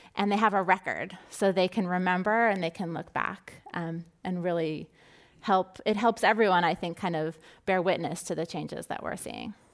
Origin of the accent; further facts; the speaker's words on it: Southern California, United States; I grew up in Southern California